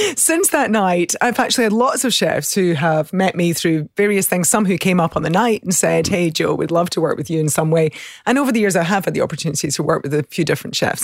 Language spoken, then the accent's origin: English; the country south of Glasgow, Scotland, United Kingdom; accent: country accent; moved away; I grew up in the country, um, south of Glasgow, so in the country, which is, I think people are always surprised by my accent, but the country accent tends to be a little softer.